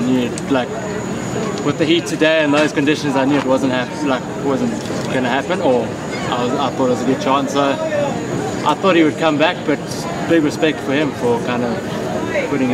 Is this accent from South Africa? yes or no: yes; South Africa; I come from South Africa